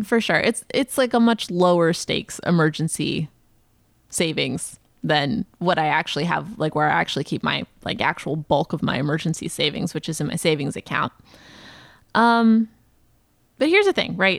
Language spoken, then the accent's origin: English; the South, United States; moved away; I grew up in the South